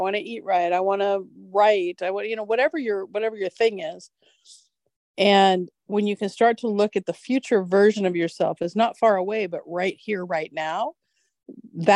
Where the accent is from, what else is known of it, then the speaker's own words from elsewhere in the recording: United States; growing up in America